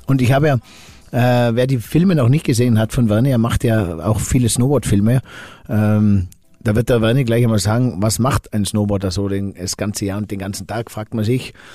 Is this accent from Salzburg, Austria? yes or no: no; Finkenberg, Tyrol, Austria; ich komme aus der Stockfamilie in Finkenberg